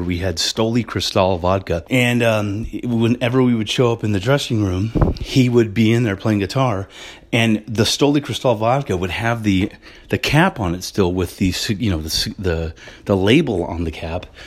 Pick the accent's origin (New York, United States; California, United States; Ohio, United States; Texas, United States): California, United States; Los Angeles; being from California, growing up in Hollywood like I did